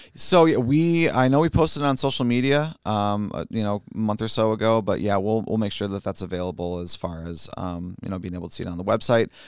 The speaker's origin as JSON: {"language": "English", "town": "Fenton", "region": "Michigan", "country": "United States", "tie": "born or raised there", "said": "I grew up in Fenton"}